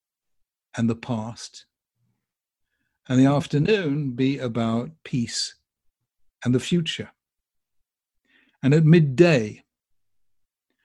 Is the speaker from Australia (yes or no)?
no; United Kingdom; I'm from Britain